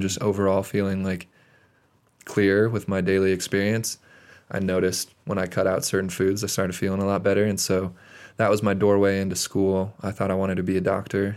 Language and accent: English; Great Falls, Montana, United States; now in Bozeman, United States; I am originally from Great Falls, Montana